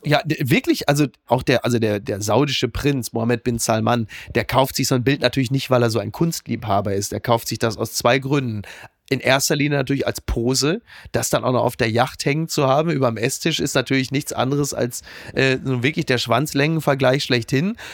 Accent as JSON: {"language": "German", "region": "North Rhine-Westphalia", "country": "Germany", "said": "ich komme aus NRW, ich weiß, was es bedeutet, ein absolut ja, ja. wertloses Abitur Abitur zu haben"}